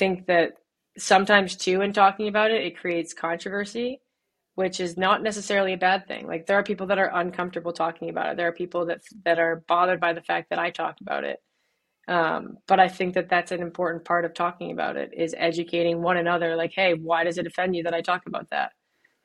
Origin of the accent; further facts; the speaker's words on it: Birmingham, Michigan, United States; I grew up in Birmingham, Michigan